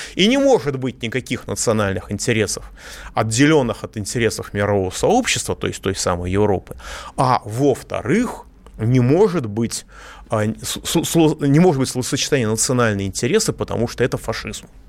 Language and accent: Russian; Moscow, Russia; я, как москвич